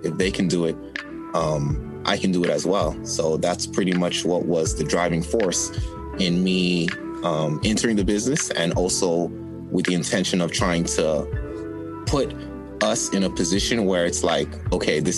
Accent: New York City, New York, United States; moved away; also born or lived in Miami / Haiti (family); I was born in Brooklyn, but I've lived in Miami.

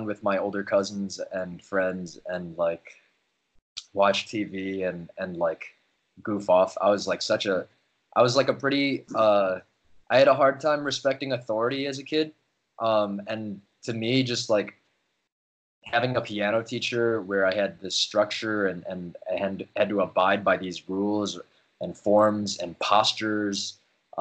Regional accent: Chicago, Illinois, United States; I was born and raised in Chicago. I grew up in Rogers Park

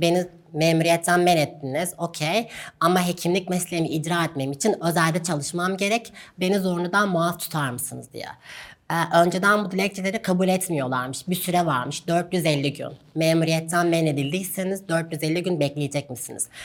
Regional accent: Gaziantep, Turkey; moved away as an adult; now in Istanbul, Turkey; Ben Gaziantep'te doğdum, Gaziantep'te büyüdüm.

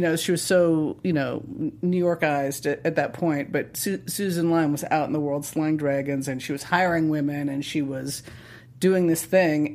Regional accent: Montana, United States; I grew up in Montana, and we lived in a ranch in a town

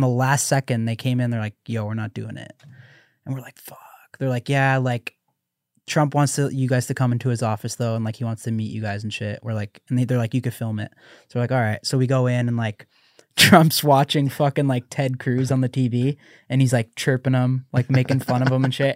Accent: Canada; I'm Canadian

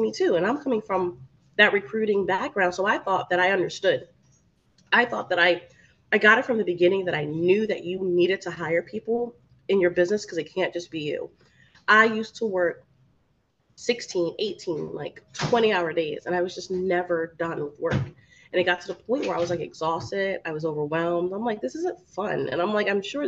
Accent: New Jersey, United States; now in Miami, United States; I'm from New Jersey

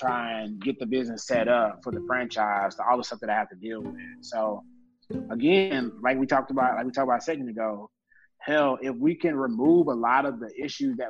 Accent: Beaumont, Texas, United States; moved away as an adult; also born or lived in Dallas, Texas / Atlanta, Georgia; now in Los Angeles, United States; I'm originally from Beaumont, Texas

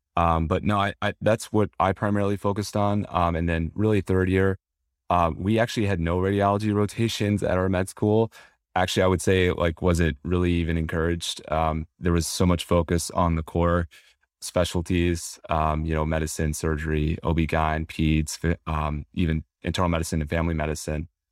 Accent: Southeast, United States; I grew up in the Southeast

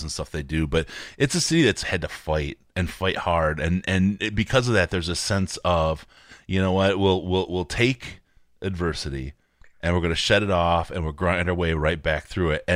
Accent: Detroit, Michigan, United States; moved away; I grew up there, but better than all the other places that I've lived

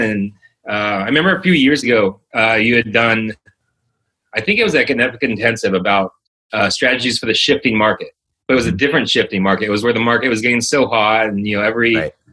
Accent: Los Angeles, California, United States; moved away as an adult; also born or lived in Orlando; I was born and raised in Los Angeles, California

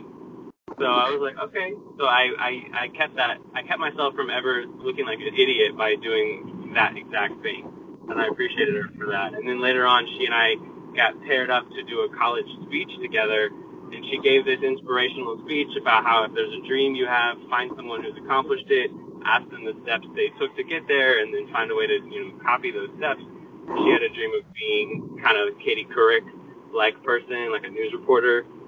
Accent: Marietta, Georgia, United States; I'm from Marietta, Georgia

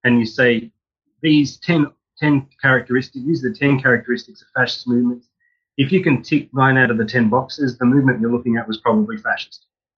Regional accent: Australia; So I grew up in Australia and went to the University of Sydney.

